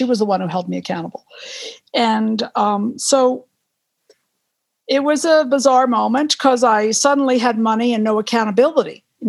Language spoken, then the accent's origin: English; East Coast, United States; I grew up in the East Coast, you know, rolling hills, you know, well-worn with time